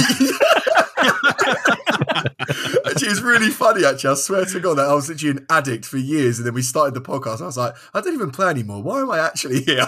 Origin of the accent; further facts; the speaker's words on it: London, United Kingdom; I'm from London, um, in England.